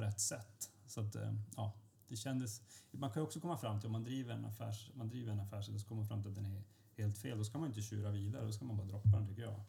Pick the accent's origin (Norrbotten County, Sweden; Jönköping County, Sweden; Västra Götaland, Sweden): Norrbotten County, Sweden; Luleå; moved away as an adult; now in Stockholm, Sweden; jag är från Luleå och inte från Stockholm